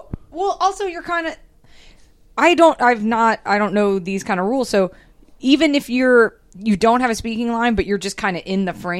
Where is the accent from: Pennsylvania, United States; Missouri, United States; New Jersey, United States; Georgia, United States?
Georgia, United States; Atlanta; now in Los Angeles, United States; I'm from Atlanta. I'm a kid from Atlanta. I moved